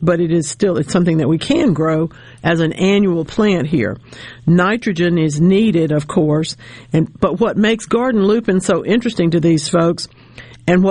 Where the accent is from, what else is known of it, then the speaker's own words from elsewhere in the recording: Louisiana, United States; now in Mississippi, United States; my home state of Louisiana